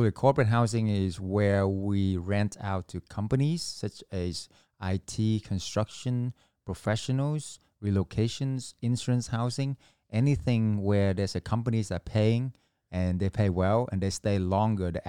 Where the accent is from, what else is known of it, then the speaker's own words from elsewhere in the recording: Vietnam; moved away; So I was an immigrant from Vietnam. Uh, we came here, all four of us had to sleep on one mattress.